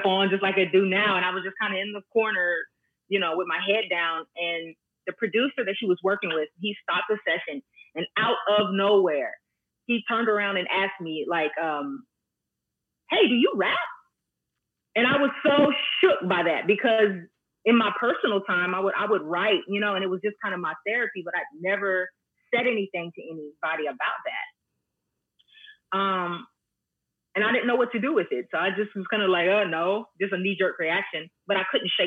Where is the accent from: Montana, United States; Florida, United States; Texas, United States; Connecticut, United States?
Texas, United States; Dallas-Fort Worth area; I was born and raised right here in the Dallas-Fort Worth area.